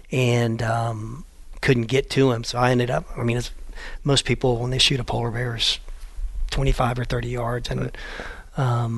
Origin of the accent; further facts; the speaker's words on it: Florida, United States; I'm from Florida and I hate cold weather. My blood is so thin